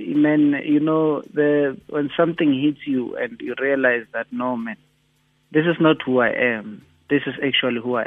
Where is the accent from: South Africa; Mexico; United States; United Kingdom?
South Africa; Klerksdorp, North West; moved away as an adult; now in Gauteng, South Africa; I was born in Joburg, the township just south of a mining town called Klerksdorp in the northwest. It's now called Matlosana, that municipality. My family moved there from the Eastern Cape, obviously due to labor migrations in the 80s. I lived there until I was 19